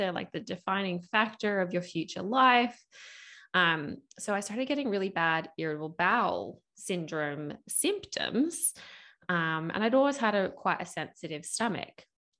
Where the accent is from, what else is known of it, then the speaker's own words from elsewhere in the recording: United States; accent: mixed; now in Australia; I still live in Australia, and I was finishing my final year of school in Australia. I'm actually American, so you can probably hear my accents a little bit mixed as I talk.